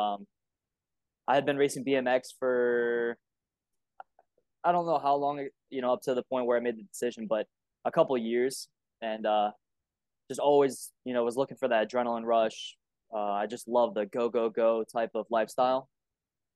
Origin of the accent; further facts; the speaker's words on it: Cape Coral, Florida, United States; I'm born and raised in Cape Coral, Florida